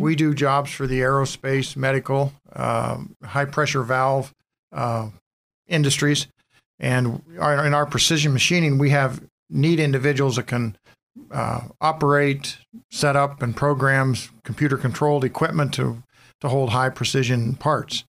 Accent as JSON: {"language": "English", "town": "Harborcreek", "region": "Pennsylvania", "country": "United States", "tie": "born or raised there", "said": "born and raised in Harbor Creek"}